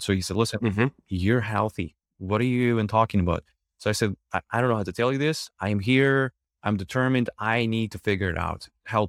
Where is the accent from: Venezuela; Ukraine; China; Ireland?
Ukraine; English is a second language; now in United States; So I came from Ukraine and I was looking for my foods.